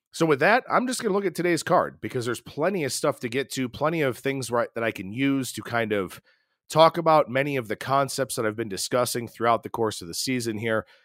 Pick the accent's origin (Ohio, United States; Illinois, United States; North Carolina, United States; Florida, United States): Ohio, United States; the Buckeye State, my home state